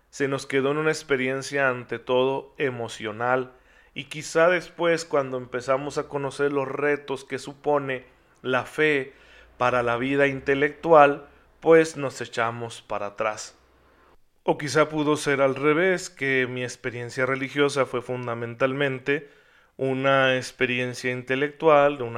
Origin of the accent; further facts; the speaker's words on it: Mexico; después de todo soy mexicano, soy miembro de este pueblo que tiene el catolicismo en sus raíces